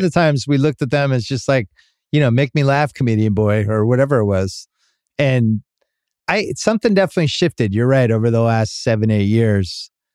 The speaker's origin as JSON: {"language": "English", "region": "Massachusetts", "country": "United States", "tie": "born or raised there", "said": "growing up in Massachusetts"}